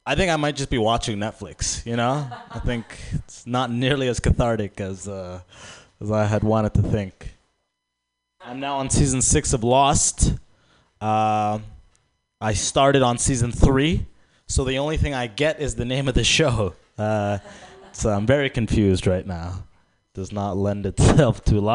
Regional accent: Sudan; I'm actually from Sudan

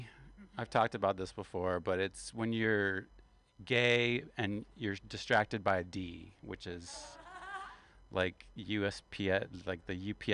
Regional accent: West Virginia, United States; I am from West Virginia, and we are the only state with two panhandles.

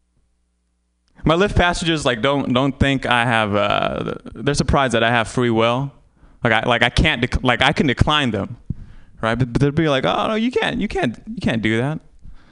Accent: Vietnam; moved away; I was born in Vietnam

